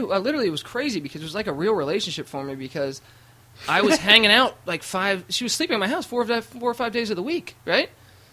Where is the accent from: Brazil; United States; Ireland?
Ireland; I'm an Irish guy